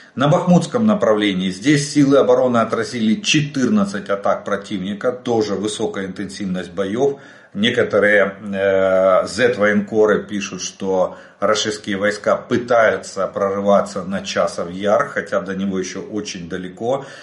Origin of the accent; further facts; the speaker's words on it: Ukraine; мы из Украины